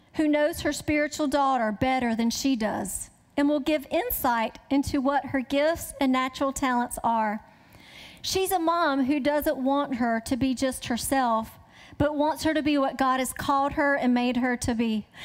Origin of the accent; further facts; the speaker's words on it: the South, United States; I grew up in the South